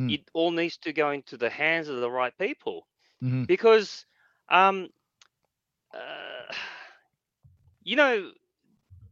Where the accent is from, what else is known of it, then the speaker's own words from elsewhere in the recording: Australia; As an Asian guy growing up in Australia